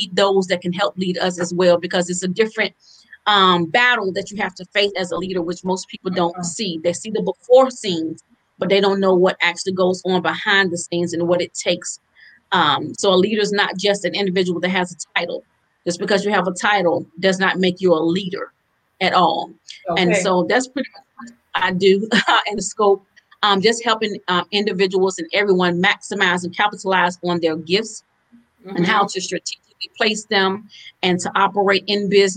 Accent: Halifax County, North Carolina, United States; now in Durham, United States; I'm originally from Halifax County, but I now reside in Durham, North Carolina

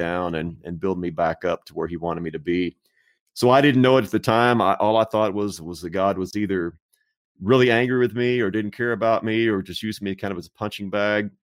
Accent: Texas, United States; I was raised in Texas, still live in Texas

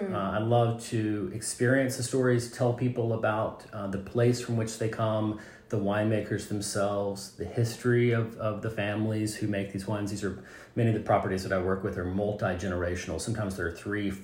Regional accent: Arrington, Tennessee, United States; also born or lived in Knoxville, Tennessee / Paris, France; I grew up in Arrington, Tennessee, which for those of you who don't know where that is just like a wide spot in a road in Williamson County, out in the country on a farm.

